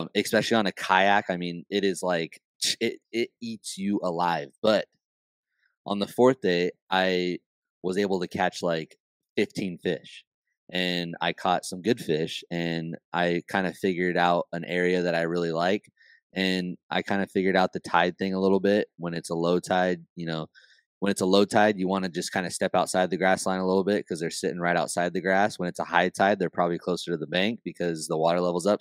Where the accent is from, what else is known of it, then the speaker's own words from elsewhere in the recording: California, United States; I'm from California